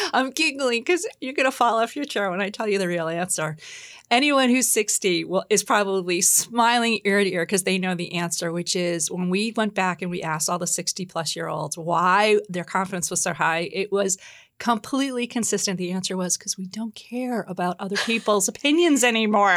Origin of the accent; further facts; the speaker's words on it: New York, United States; now in Boston, United States; I um, grew up in New York. I'm a New Yorker now. I live in Boston.